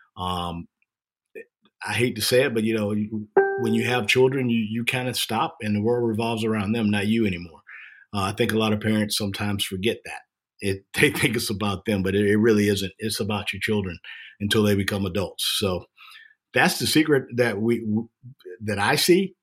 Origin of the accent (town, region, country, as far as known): Jacksonville, Florida, United States; born or raised there